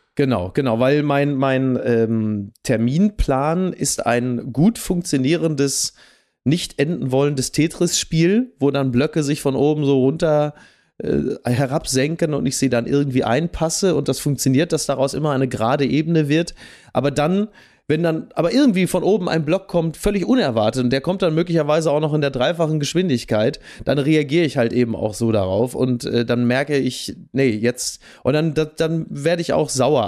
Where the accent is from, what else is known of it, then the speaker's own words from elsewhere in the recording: Ruhr area, North Rhine-Westphalia, Germany; bei uns im Ruhrgebiet